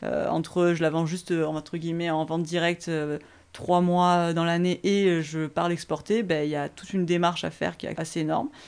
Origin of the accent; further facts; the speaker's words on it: Aix-en-Provence, Provence-Alpes-Côte d'Azur, France; je vivais ici, chez moi à Terre Hugo